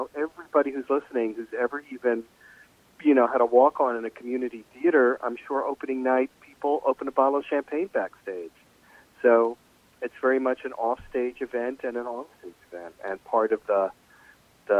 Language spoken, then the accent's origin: English; New York, United States; I'm a New Yorker.